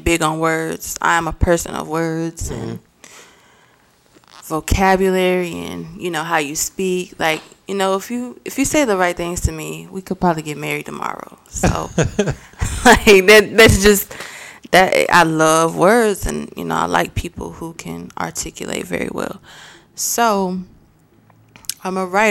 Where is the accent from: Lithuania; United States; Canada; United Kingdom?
United States; Mount Airy, North Carolina; also born or lived in Winston-Salem, North Carolina; I am from Mount Airy, North Carolina